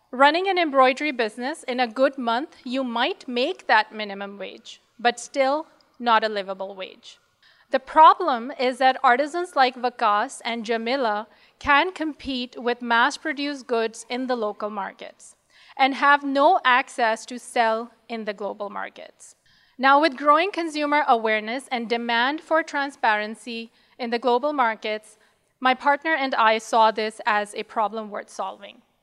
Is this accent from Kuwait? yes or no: no; Pakistan; moved away; We're also originally from Pakistan